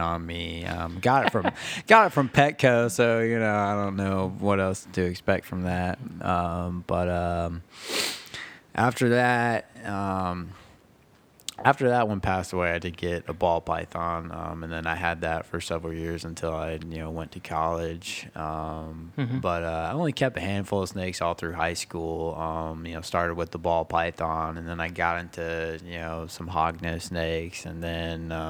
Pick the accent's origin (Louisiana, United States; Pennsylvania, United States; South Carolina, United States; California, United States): South Carolina, United States; Beaufort; also born or lived in Manitowoc, Wisconsin; I was born in a little place called Manitowoc, Wisconsin. I was raised over here in Beaufort, South Carolina